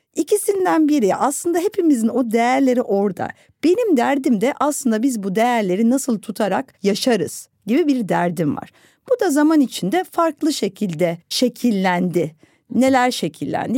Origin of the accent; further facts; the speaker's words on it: Istanbul, Turkey; Ben İstanbul'da doğdum, büyüdüm ve bu şehri çok seven bir insanım